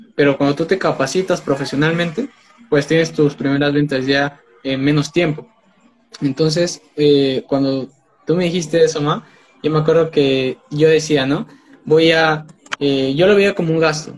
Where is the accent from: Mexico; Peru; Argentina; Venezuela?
Peru; tengo 19 años, soy de Perú